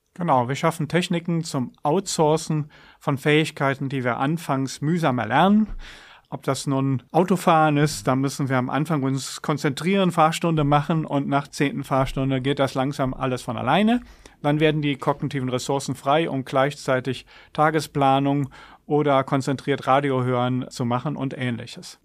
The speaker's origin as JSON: {"language": "German", "country": "Germany", "tie": "born or raised there", "moved": "yes", "said": "Ich bin in der Jugend in der Eifel aufgewachsen"}